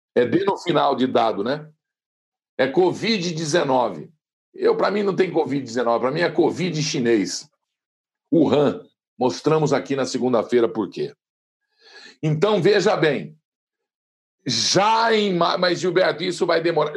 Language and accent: Portuguese; Brazil; nós somos livres e somos brasileiros